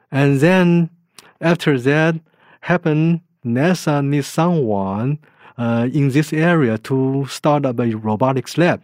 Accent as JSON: {"language": "English", "country": "Taiwan", "tie": "born or raised there", "moved": "yes", "said": "I was born in Taiwan."}